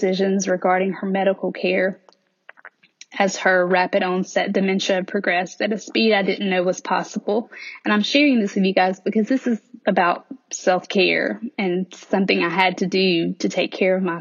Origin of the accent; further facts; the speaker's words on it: the South, United States; accent: Southern; in case my accent doesn't make it obvious, I do live in the South, and I have lived in the South all of my life